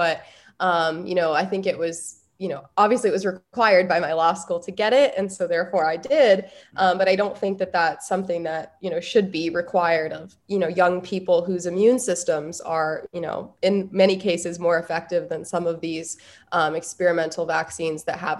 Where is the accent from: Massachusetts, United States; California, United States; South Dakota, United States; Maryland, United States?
South Dakota, United States; moved away as an adult; now in Washington, D.C., United States; as someone who is originally from South Dakota and spent most of the pandemic in Governor Kristi Noem's, you know, freedom state